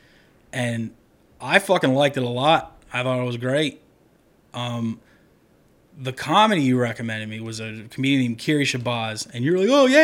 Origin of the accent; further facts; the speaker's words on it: Wilmington, United States; We're Wilmington trash